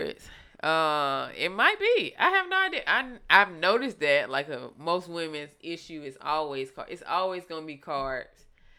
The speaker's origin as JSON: {"language": "English", "region": "the South", "country": "United States", "said": "nigga, I'm from the South."}